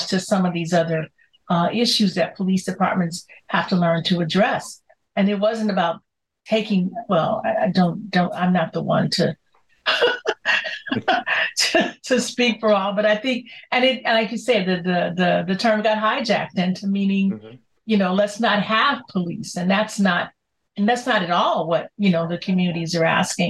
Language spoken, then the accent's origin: English; Chicago, Illinois, United States; I grew up in Chicago's, you know, South Side.